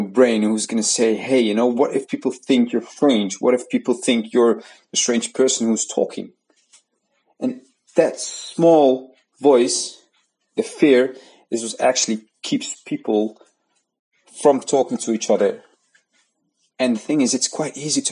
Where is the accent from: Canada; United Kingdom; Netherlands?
Netherlands; the Netherlands, where I'm from